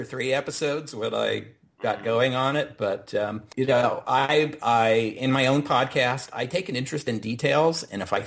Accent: United States; Being an American

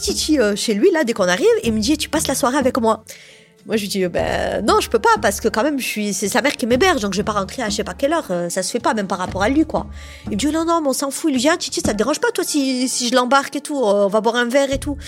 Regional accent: Montpellier, Occitania, France; je suis de Montpellier, donc je suis une vraie Montpelliéraine hein, depuis toujours

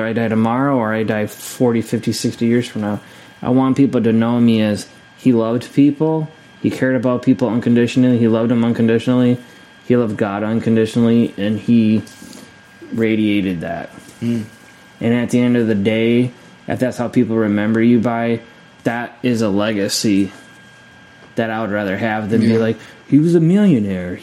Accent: Scotland, United Kingdom; I'm Scottish

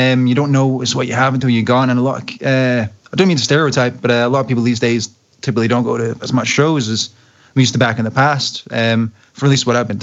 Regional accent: Glasgow, Scotland, United Kingdom; my hometown, Glasgow

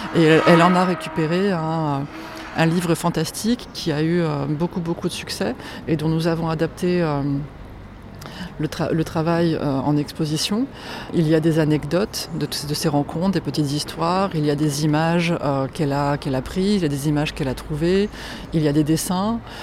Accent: Poland; je suis polonaise

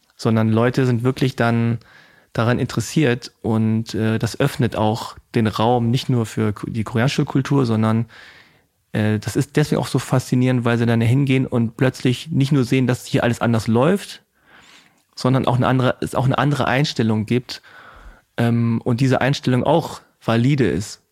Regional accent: Hanover, Lower Saxony, Germany; ich bin aus Hannover

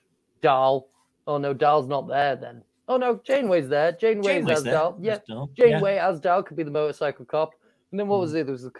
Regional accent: Yorkshire and the Humber, United Kingdom; I'm from Yorkshire.

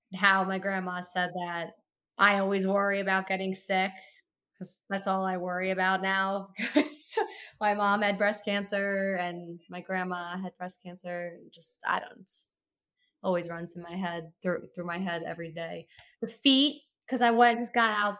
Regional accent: Montclair, New Jersey, United States; I'm from Montclair, New Jersey

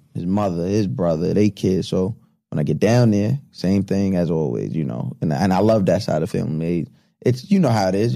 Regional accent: Long Island, New York, United States; also born or lived in Deer Park; growing up on Long Island

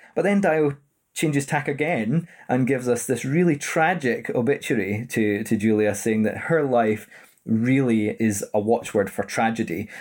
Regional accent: Edinburgh, Scotland, United Kingdom; born and raised in Edinburgh

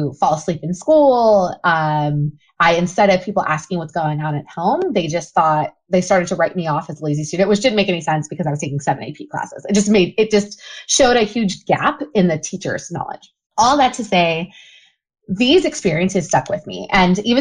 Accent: Memphis, Tennessee, United States; also born or lived in Cleveland, Ohio; I grew up, and I always say, split between Cleveland and Memphis, Tennessee. So Cleveland, Ohio, and Memphis, Tennessee. And I lived in Cleveland until I was about 10. And then my mom uprooted me and my sister, and we moved down to Memphis. So I spent middle school and high school there.

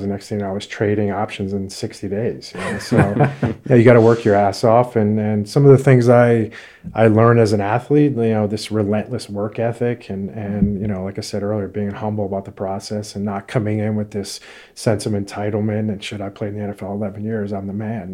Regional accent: Connecticut, United States; I grew up in Connecticut

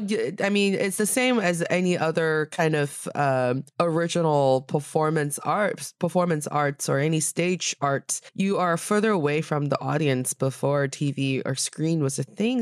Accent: Northeast China, China; moved away; my hometown in the northeast part of China

